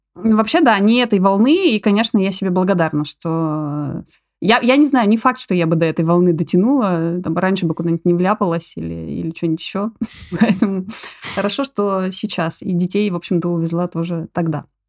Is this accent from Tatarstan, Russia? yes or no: no; Novy Urengoy, Yamalo-Nenets Autonomous Okrug, Russia; moved away as an adult; also born or lived in Tobolsk, Russia / Poland; now in Barcelona, Spain; я родилась вообще в Сибири, в Тобольске, ничего не предвещало вообще моим, моим оказаться в, в Испании, в Барселоне. Вот пошла, ну там, как родители меня таскали, в общем, в детстве мы жили в Новом Уренгое